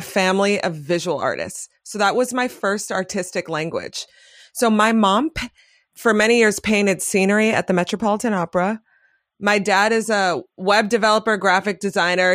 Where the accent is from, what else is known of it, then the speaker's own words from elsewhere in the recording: New York City, New York, United States; I grew up in Manhattan.